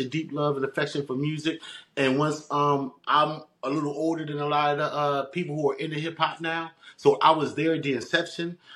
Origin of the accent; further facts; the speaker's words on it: Philadelphia, Pennsylvania, United States; moved away as an adult; now in New Jersey, United States; born and raised in West Philadelphia.